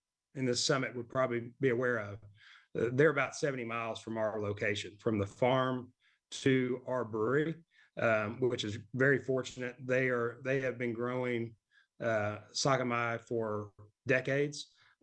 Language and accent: English; Arkansas, United States; And I'm an Arkansas native. I was born and raised in Arkansas, went to the University of Arkansas.